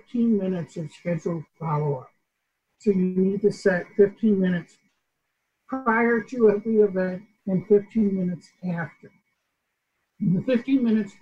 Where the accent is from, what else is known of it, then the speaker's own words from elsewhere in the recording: New York, United States; like my English, I'm from New York.